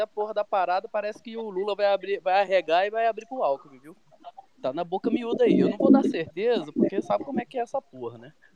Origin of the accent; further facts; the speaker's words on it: Brasília, Federal District, Brazil; eu sou de Brasília, né? Infelizmente. Eu sou. Eu moro aqui e nasci aqui